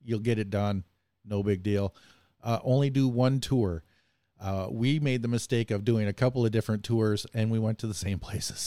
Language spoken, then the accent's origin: English; Bay City, Michigan, United States; I grew up in a city called Bay City, Michigan